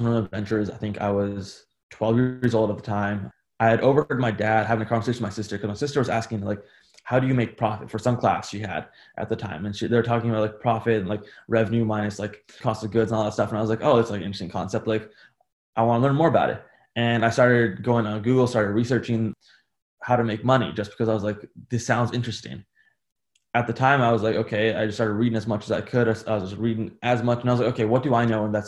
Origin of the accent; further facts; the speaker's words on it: United States; growing up in America, especially, like my dad came from India